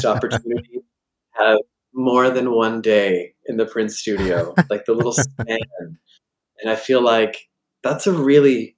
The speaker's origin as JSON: {"language": "English", "town": "Collingwood", "region": "Ontario", "country": "Canada", "tie": "born or raised there", "also_born_or_lived": "Alfred, New York", "moved": "as an adult", "lives_now": "North Carolina, United States", "said": "Collingwood, Ontario, my hometown"}